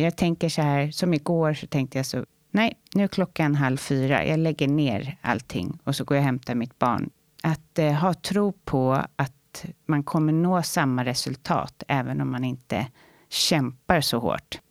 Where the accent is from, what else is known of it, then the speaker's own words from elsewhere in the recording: Saltsjöbaden, Stockholm County, Sweden; Jag växte upp i Saltsjöbaden med min mamma och min bror